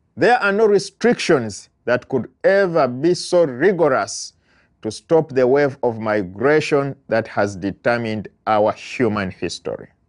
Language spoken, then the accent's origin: English; Uganda; moved away as an adult; now in United States; I am an immigrant from Uganda living in the United States while waiting for my asylum application to go through